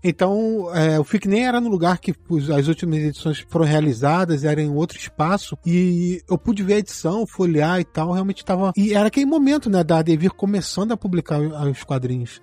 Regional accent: Petrópolis, Rio de Janeiro, Brazil; Eu sou de Petrópolis, interior do Rio

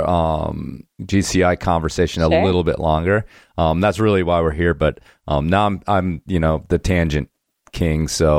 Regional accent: Midwest, United States; As a Midwesterner myself.

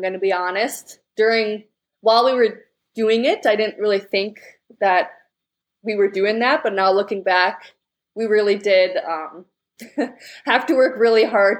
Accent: Netherlands; English is a second language; So Gouda cheese, because we're from the Netherlands, and it's a typical Dutch cheese.

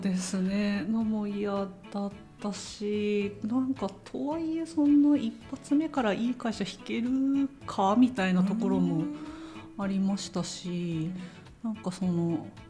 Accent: Tohoku, Japan; 東北の出身なので

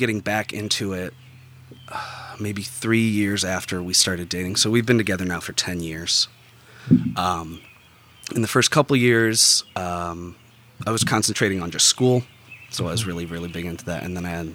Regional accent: South County, Missouri, United States; I grew up about 15 minutes north in South County

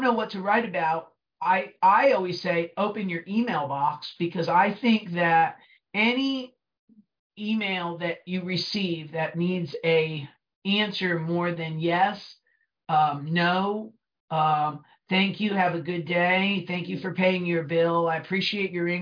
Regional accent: New Jersey, United States; accent: Brooklyn; also born or lived in Brooklyn; I'm from New Jersey and I kind of sound like I crawled out of Brooklyn

